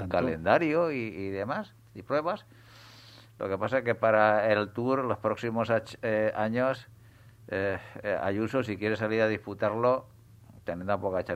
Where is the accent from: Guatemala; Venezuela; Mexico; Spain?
Spain; como aficionado español al ciclismo